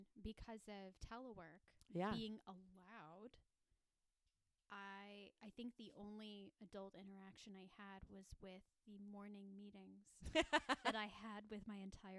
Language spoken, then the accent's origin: English; Chicago, Illinois, United States; I'm from Chicago